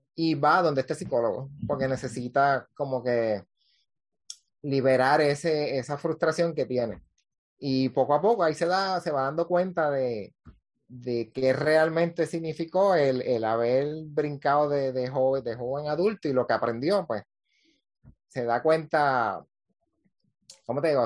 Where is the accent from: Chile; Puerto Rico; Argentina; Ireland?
Puerto Rico; Cabo Rojo; now in Isabela, Puerto Rico; Yo soy de, natural de Cabo Rojo, vivo en Isabela.